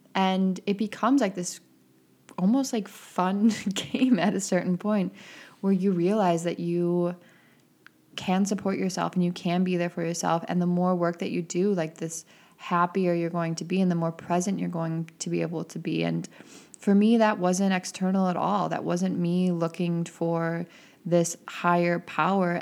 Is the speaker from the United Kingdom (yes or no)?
no; Midwest, United States; growing up in the Midwest